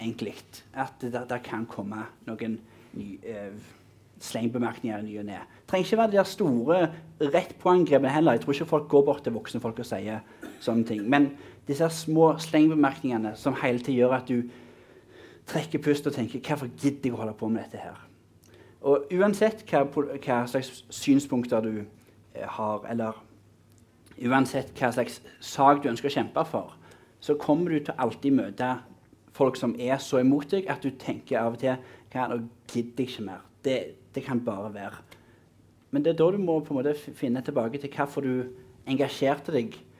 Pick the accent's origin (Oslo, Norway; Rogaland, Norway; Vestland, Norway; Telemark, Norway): Rogaland, Norway; Mosterøy; jeg er fra Mosterøy.